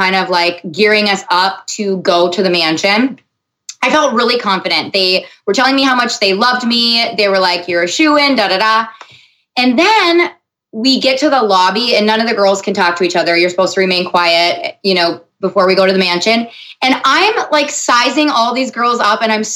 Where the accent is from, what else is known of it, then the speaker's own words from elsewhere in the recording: Minnesota, United States; also born or lived in Los Angeles; they call us Minnesota nice